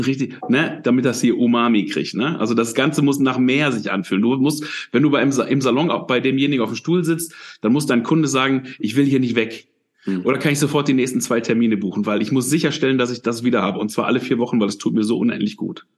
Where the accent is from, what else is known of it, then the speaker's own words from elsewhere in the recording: Dinslaken, edge of the Ruhr area, North Rhine-Westphalia, Germany; bin aufgewachsen, also bin da auch geboren, ich bin aufgewachsen in Dienstlagen, das ist so am, am Rand vom Ruhrgebiet.